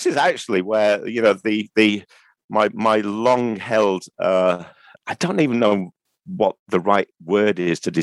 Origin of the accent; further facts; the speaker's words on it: Manchester, North West England, United Kingdom; being Mancunian